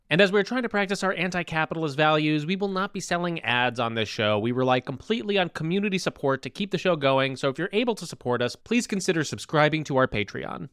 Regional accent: New Jersey, United States; I'm from New Jersey.

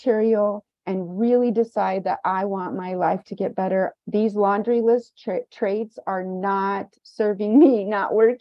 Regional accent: Kansas, United States; now in Los Angeles, United States; my hometown, small town Kansas

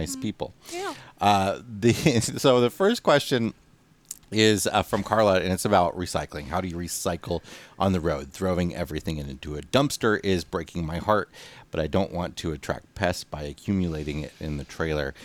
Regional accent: United States; moved away; we're coming to you again from the Quad Cities area, Western Illinois, Eastern Iowa, my hometown

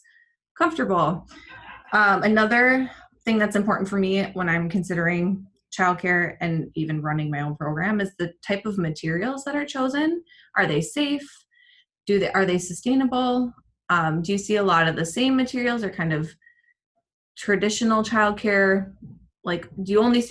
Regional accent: Minnesota, United States; I am a Minnesotan married to a Venezuelan

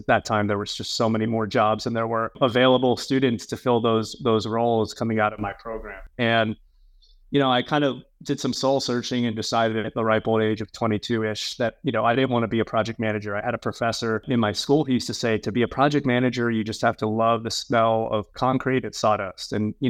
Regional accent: Miami, Florida, United States; I grew up in the Miami area.

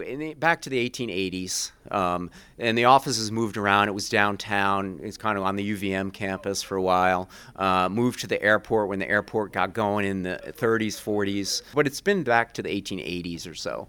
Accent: Rhode Island, United States; moved away as an adult; also born or lived in Vermont; now in Burlington, United States; I grew up in Rhode Island

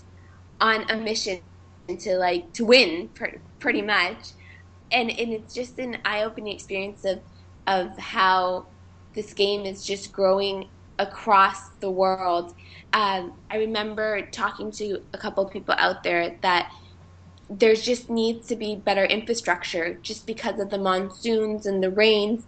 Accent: Markham, Ontario, Canada; moved away; I come from Markham, which is about 30 minutes without traffic outside of Toronto. And every time I go back home

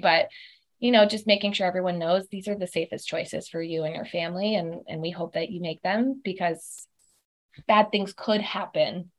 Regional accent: South Florida, United States; moved away as an adult; also born or lived in Auburn, Alabama / Atlanta, Georgia; now in Chamblee, United States; I'm originally from South Florida

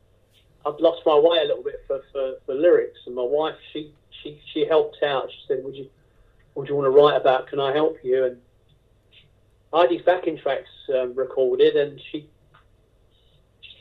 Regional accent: England, United Kingdom; So I come from England

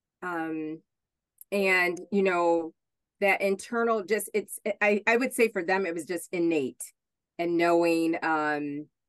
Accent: Hornell, New York, United States; moved away as an adult; also born or lived in Buffalo, New York; I grew up in Hornell, and I grew up next door to a gentleman who was a quadriplegic

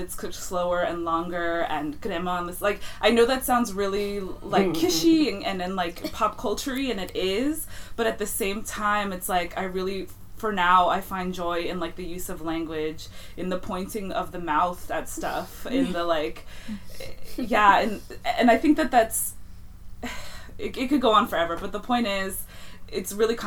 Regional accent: Inland Empire, Southern California, United States; I grew up in the Inland Empire

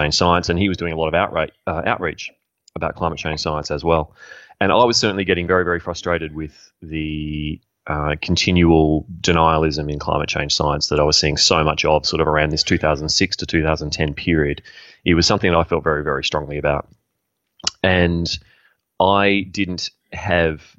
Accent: Australia; as a young man growing up in Australia

